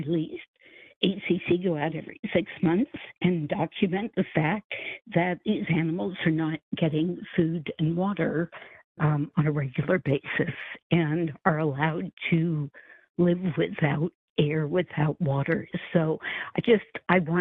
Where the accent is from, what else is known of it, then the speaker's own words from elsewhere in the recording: San Francisco, California, United States; I was born and raised in San Francisco